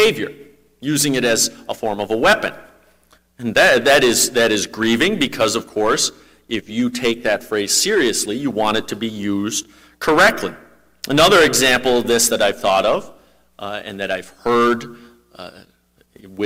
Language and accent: English; Minnesota, United States; I'm a Minnesotan